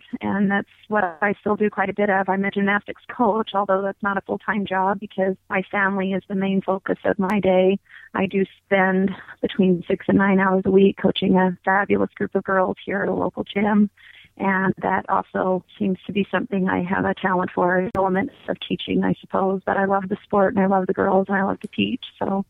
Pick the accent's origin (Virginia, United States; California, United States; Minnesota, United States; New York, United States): Virginia, United States; Virginia Beach; also born or lived in North Carolina / Georgia / Kentucky; I was born in North Carolina, moved with my family to Georgia and then Kentucky and then Virginia as a teenager. I did high school in Virginia Beach.